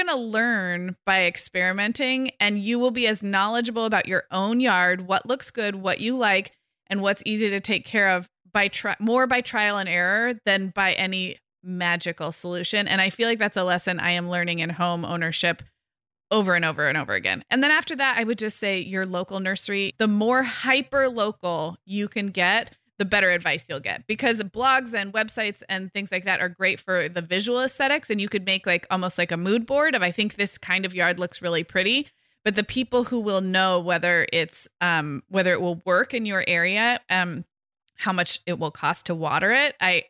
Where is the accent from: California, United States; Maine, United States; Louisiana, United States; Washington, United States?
California, United States; So like I'm such a Californian and you're a Michigander